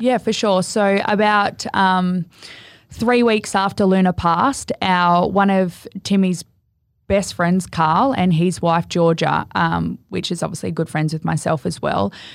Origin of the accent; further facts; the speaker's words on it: Gold Coast, Queensland, Australia; I'm from the Gold Coast.